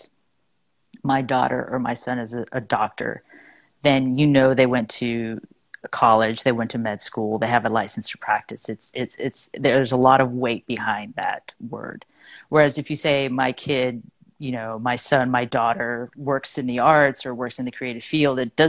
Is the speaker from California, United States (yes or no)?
yes; Fontana, California, United States; moved away as an adult; also born or lived in Los Angeles, United States; now in New York City, United States; I grew up in Fontana, which is about an hour east